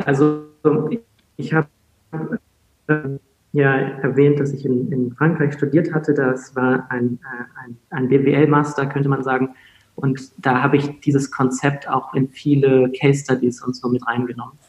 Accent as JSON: {"language": "German", "region": "Hamburg", "country": "Germany", "also_born_or_lived": "England / France", "said": "ich aus Hamburg"}